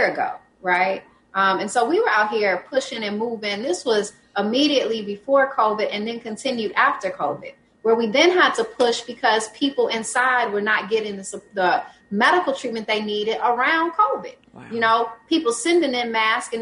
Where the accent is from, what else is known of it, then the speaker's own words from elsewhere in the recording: Jackson, Mississippi, United States; also born or lived in Brooklyn, New York; I moved back home to Jackson from New York